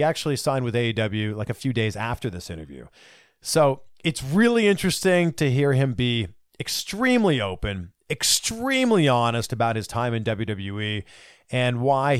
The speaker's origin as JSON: {"language": "English", "country": "Canada", "said": "I am Canadian."}